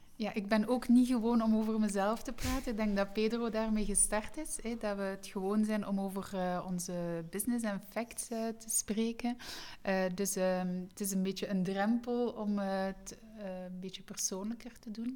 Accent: East Flanders, Belgium; moved away as an adult; now in West Flanders, Belgium; ik ben zelf van Oost-Vlaanderen. nu ben ik West-Vlaming

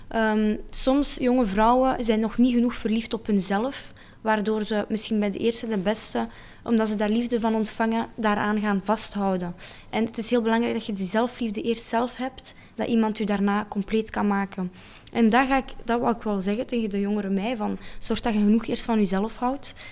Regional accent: Geraardsbergen, Flanders, Belgium; Ik kom van Gerardsbergen

